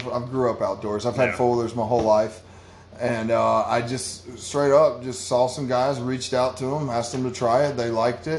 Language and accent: English; Valdosta, Georgia, United States; also born or lived in Ocala, Florida; it's just not really my home. I was raised here in Valdosta.